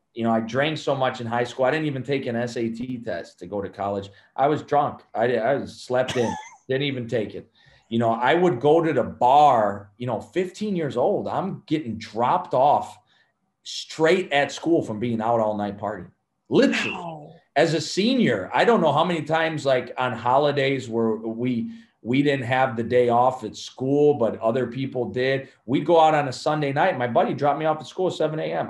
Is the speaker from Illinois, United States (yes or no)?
yes; Chicago, Illinois, United States; also born or lived in Cuba / California; We would go live with them in Chicago, and then uh, that's where I grew up in Chicago.